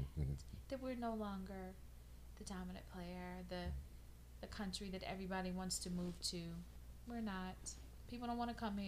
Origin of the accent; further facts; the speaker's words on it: United States; as an American